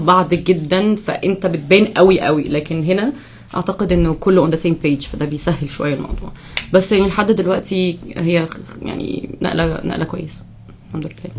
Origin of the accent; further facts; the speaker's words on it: Egypt; moved away as an adult; now in United States; أول سنة ليا أعيش بره مصر